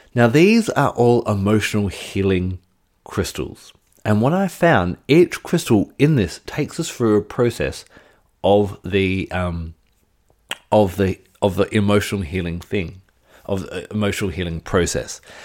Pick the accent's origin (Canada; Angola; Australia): Australia; my home state of Australia